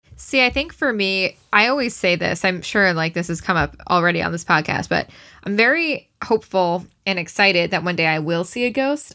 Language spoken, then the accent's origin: English; Syosset, New York, United States; I'm from Syosset